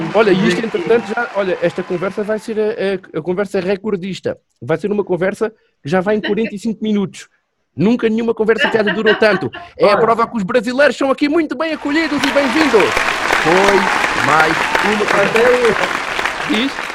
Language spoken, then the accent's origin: Portuguese; Portugal; conhecer Portugal de ponta a ponta, como era o meu país